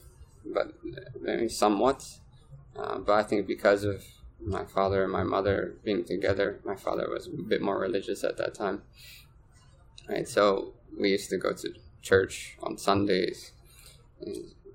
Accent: Trenton, New Jersey, United States; So I grew up in Trenton, New Jersey

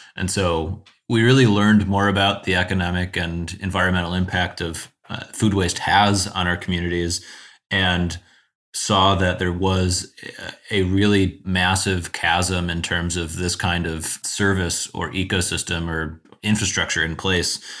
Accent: South Euclid, Ohio, United States; also born or lived in Chicago; I grew up in South Euclid on the east side of Cleveland.

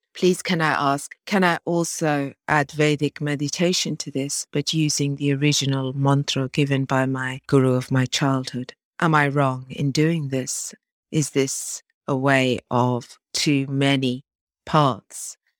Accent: Norfolk, East of England, United Kingdom; I'm from Norfolk in England

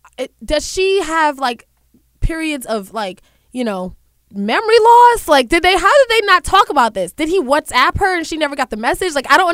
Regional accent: Brooklyn, New York, United States

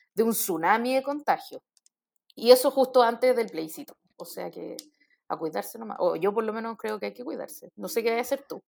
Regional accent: Chile; nuestra identidad como chilenos

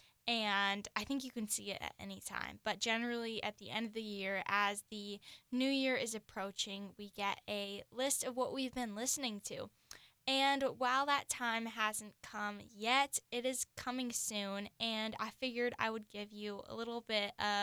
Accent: Virginia, United States; now in Seattle, United States; I grew up in Virginia

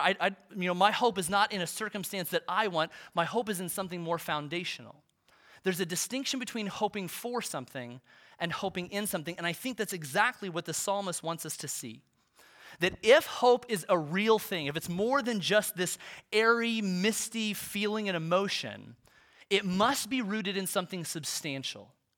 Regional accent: Olathe, Kansas, United States; I grew up in Olathe

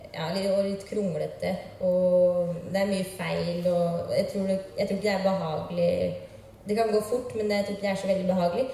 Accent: Drammen, Buskerud, Norway; jeg er fra Drammen

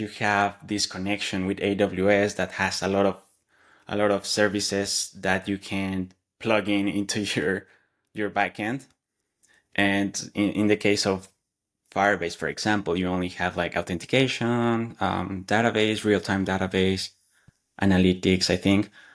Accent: Mexico; English is a second language; moved away as an adult; now in Atlanta, United States; I live in the U S, Atlanta, Georgia, and I come from Mexico

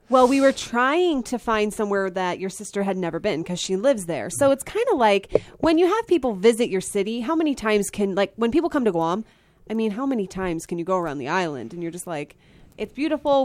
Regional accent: Pennsylvania, United States; I live in Pennsylvania, well, I grew up in Pennsylvania

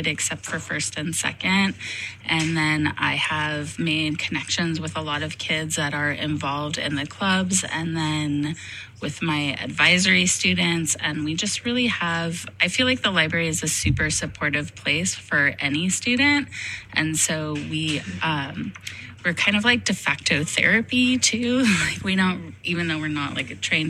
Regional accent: Nevada Union High School, California, United States; I am a Nevada Union graduate, and I was really happy to be able to come back to NU and work here.

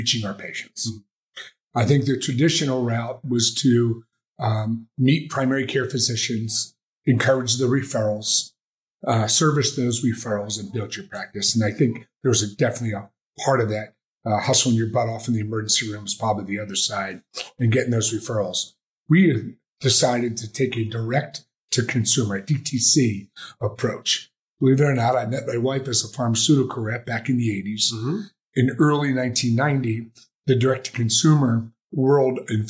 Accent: New Jersey, United States; moved away as an adult; also born or lived in Philadelphia / Ohio; now in Las Vegas, United States; I'm a kid from Jersey

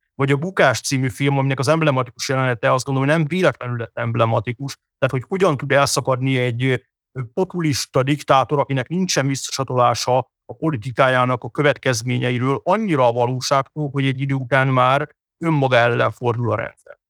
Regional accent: Hungary

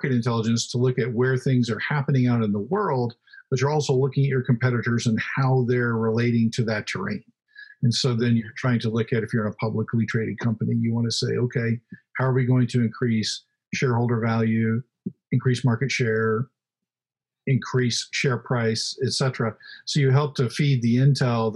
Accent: Oklahoma, United States; I grew up in Oklahoma.

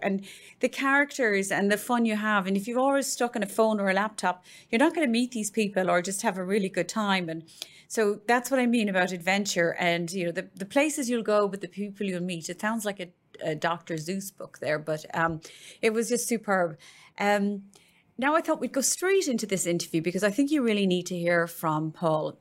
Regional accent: Ireland; now in Dallas, United States; growing up in Ireland

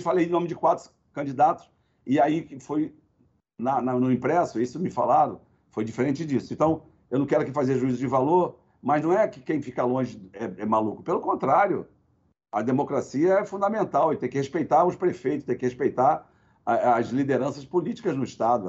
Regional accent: Baixada Fluminense, Rio de Janeiro, Brazil; Eu sou da Baixada Fluminense, é a minha base

